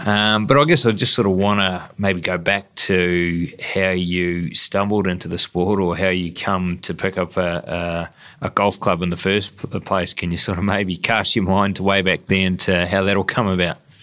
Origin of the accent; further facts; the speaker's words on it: Dunedin, Otago, New Zealand; my hometown of uh, Dunedin